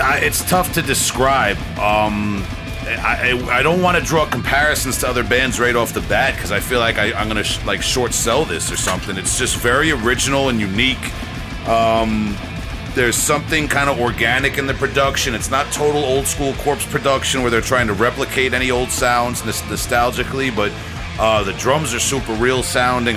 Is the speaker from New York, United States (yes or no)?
yes; Long Island, New York, United States; We're from Long, I- Long Island